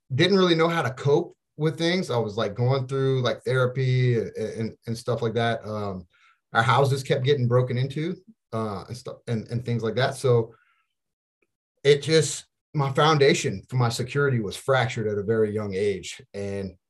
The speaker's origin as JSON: {"language": "English", "town": "Opelousas", "region": "Louisiana", "country": "United States", "said": "I'm originally from Opelousas, Louisiana"}